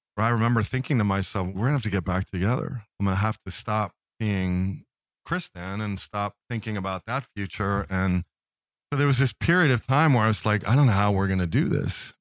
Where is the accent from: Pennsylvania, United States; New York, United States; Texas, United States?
Pennsylvania, United States; Philadelphia; moved away as an adult; now in Midwest, United States; I'm from Philadelphia